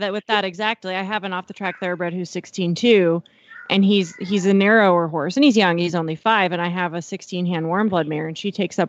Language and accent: English; Eastern Montana, United States; now in Fort Worth, United States; And I grew up in Eastern Montana. My family had quarter horses, some quarter horse race horses